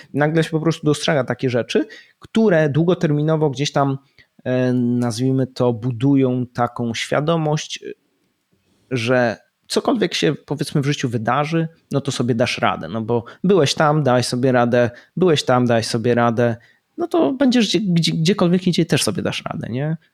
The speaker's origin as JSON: {"language": "Polish", "country": "Poland", "also_born_or_lived": "United Kingdom", "moved": "as an adult", "said": "wyjechałem z Polski"}